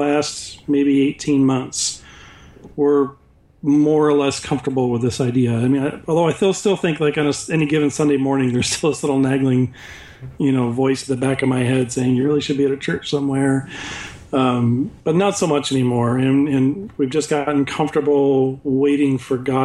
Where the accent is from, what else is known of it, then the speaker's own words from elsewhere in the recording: West Michigan, United States; we grew up in West Michigan